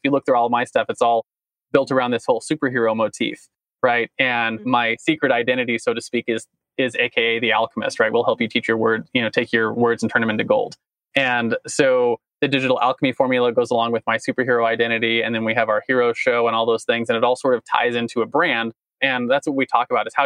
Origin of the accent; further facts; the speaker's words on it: United States; I stand proud as an American